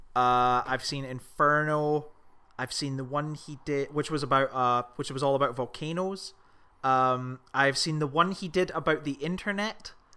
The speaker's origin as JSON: {"language": "English", "region": "Scotland", "country": "United Kingdom", "said": "I'm Scottish"}